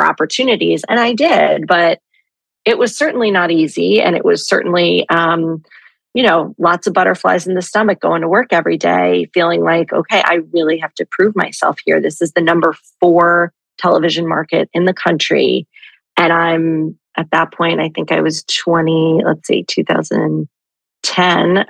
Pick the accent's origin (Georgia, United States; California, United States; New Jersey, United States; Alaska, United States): New Jersey, United States; Jersey Shore; moved away as an adult; the Jersey Shore so much, which is where I'm from.